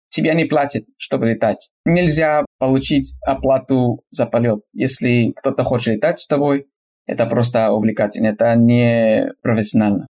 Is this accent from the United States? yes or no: yes; California, United States; Russian is a second language; я американец из Калифорнии, живу на юге Калифорнии, два часа от Лос-Анджелеса на восток